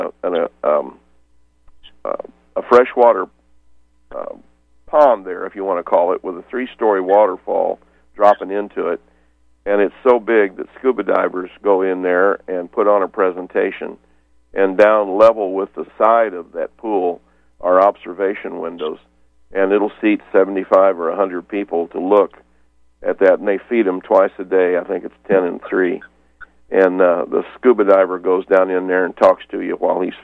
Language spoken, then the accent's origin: English; near St. Louis, Missouri, United States; I was born and raised near St. Louis, and of course that's right on the Mississippi